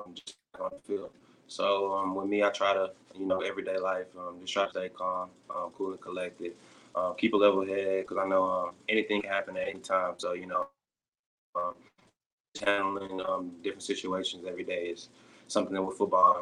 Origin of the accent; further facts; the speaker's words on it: Dallas, Texas, United States; I'm from Dallas, Texas. That's actually where I'm located right now